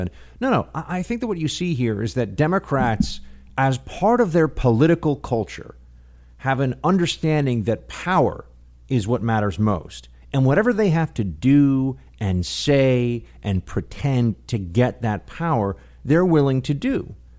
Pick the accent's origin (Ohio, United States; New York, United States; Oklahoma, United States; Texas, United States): New York, United States; New York City; As a New York City, uh, born and raised local